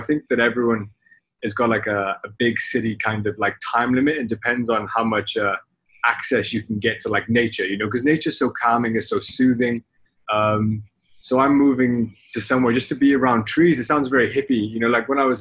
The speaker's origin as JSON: {"language": "English", "region": "the Valleys of Wales", "country": "United Kingdom", "tie": "born or raised there", "moved": "as an adult", "lives_now": "Hong Kong", "said": "when I grew up in Wales, I'm Welsh"}